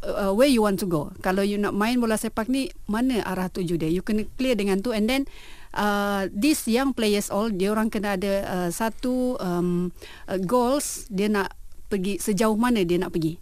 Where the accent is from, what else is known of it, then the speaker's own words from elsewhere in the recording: Sabah, Malaysia; moved away as an adult; saya berasal dari Sabah. Mm-hmm. So kampung saya memang uh, aktif dengan bola sepak